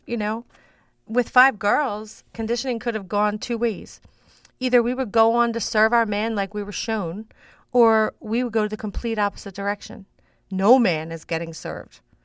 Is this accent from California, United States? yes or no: no; Philadelphia, Pennsylvania, United States; I grew up in South Philly. Um, that's South Philadelphia